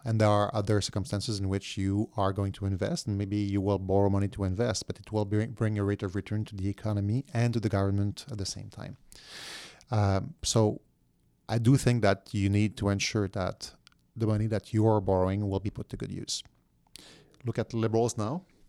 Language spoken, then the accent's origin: English; Quebec, Canada; I was from Quebec